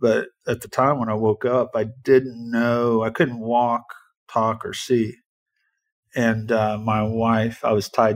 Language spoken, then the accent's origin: English; Indianapolis, Indiana, United States; I was born and raised here in Indianapolis